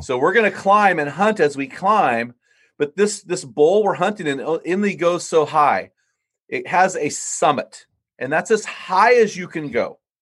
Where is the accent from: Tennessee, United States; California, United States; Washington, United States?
California, United States; San Luis Obispo; my hometown, San Luis Obispo, California